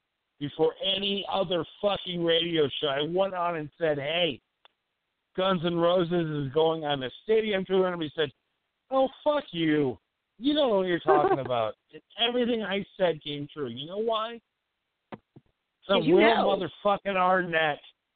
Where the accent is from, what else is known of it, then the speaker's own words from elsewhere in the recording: Leeds, Yorkshire and the Humber, United Kingdom; also born or lived in Madison, Wisconsin / Texas; now in United States; I grew up in Leeds, London, United Kingdom, moved to Madison, Wisconsin. Become, you know, I came a Wisconsin guy, you know.